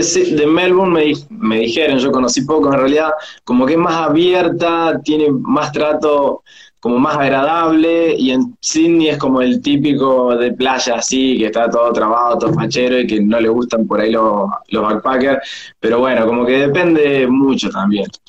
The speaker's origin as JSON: {"language": "Spanish", "region": "Córdoba", "country": "Argentina", "moved": "as an adult", "lives_now": "Australia", "said": "vos sos de Argentina, y te empezaban a tirar de qué ciudad, y vos le decías de Córdoba"}